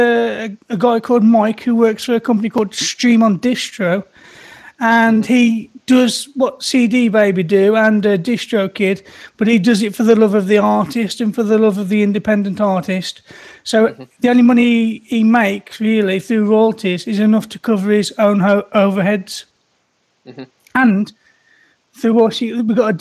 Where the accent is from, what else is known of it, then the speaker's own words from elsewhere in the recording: Birmingham, West Midlands, United Kingdom; I'm from the UK here, Birmingham, UK